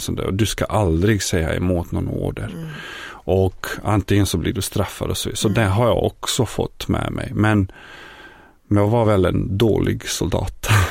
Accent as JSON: {"language": "Swedish", "country": "Bosnia & Herzegovina", "also_born_or_lived": "Yugoslavia", "second_language": "Swedish", "moved": "as an adult", "lives_now": "Sweden", "said": "ursprungligen så kommer jag från forna Jugoslavien, närmare bestämt från Bosnien, från en liten stad i centrala Bosnien."}